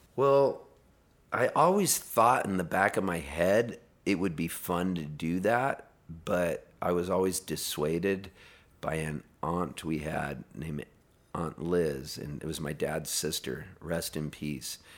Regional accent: Pasadena, California, United States; also born or lived in Canada; we moved from Canada when I was a little kid to Southern California, and we were Dodger fans 'cause we lived in Pasadena

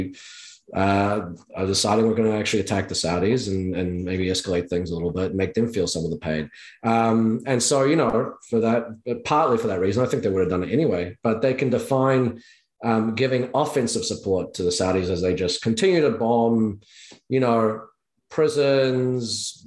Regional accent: New Zealand; I'm from New Zealand

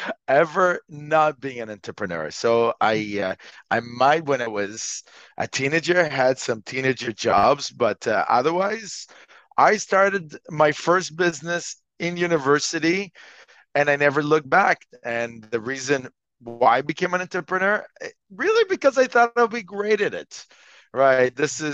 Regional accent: Montreal, Quebec, Canada; also born or lived in Israel; Okay, well, so I'm from Montreal, Canada. I'm actually originally from Israel, but that is really a long time ago.

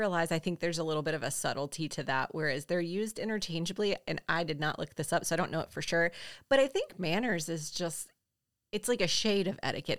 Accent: the South, United States; we're from the South

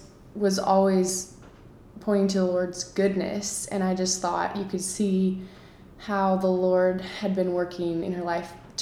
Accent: Colorado Springs, Colorado, United States; moved away as an adult; now in Pittsburgh, United States; I'm from Colorado Springs, Colorado. Right now I'm in Pittsburgh

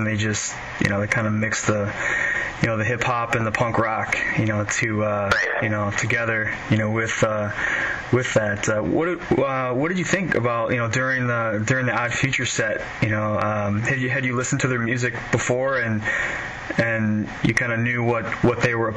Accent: Chicago, Illinois, United States; I'm from Chicago

